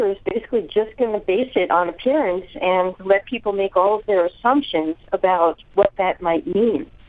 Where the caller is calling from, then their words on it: San Francisco, California, United States; From San Francisco.